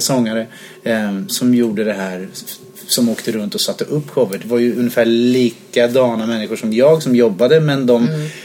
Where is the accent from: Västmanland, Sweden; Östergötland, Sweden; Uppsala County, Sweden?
Östergötland, Sweden; Linköping; moved away as an adult; also born or lived in Jönköping; now in Stockholm, Sweden; sen flyttade jag till Linköping. Så bodde jag där från att jag var då sju år till 23 någonting.